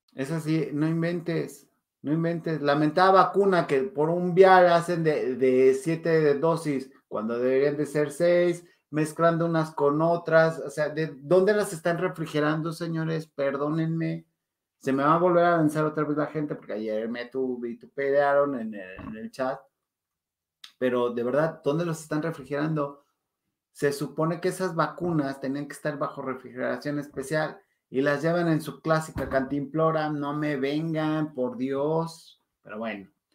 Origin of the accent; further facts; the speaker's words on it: Mexico; nos encanta como mexicanos romantizar